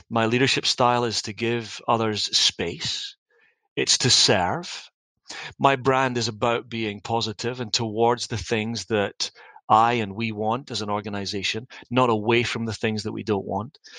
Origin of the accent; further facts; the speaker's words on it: Dundee, Scotland, United Kingdom; back home in Scotland around my family and the people that I loved. I wanted to make a difference in my hometown of Dundee.